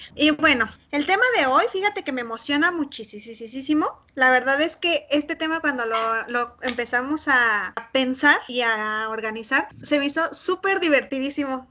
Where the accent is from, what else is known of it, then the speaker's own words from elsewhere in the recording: Morelia, Michoacán, Mexico; Nosotros que somos de Morelia